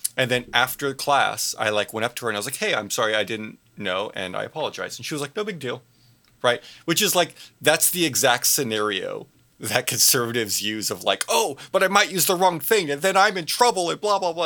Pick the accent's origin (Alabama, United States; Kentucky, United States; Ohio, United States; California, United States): California, United States; Southern; I'm from Southern California, and in, in Southern California, we call freeway